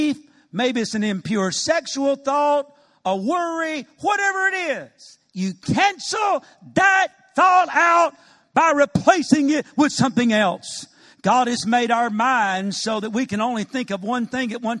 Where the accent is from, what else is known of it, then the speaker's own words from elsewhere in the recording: Macon, Georgia, United States; moved away as an adult; also born or lived in Cordele, Georgia / Atlanta, Georgia; now in Dallas, United States; I was raised in nearby Macon and used to live in Atlanta